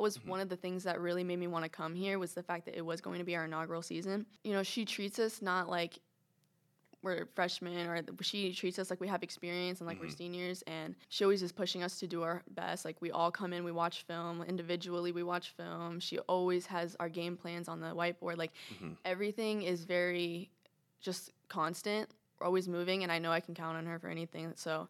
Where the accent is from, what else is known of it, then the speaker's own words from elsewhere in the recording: Orlando, Florida, United States; Like Orlando.